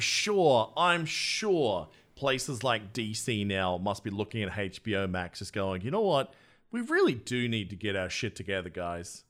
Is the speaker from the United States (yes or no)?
no; Australia; my home country of Australia.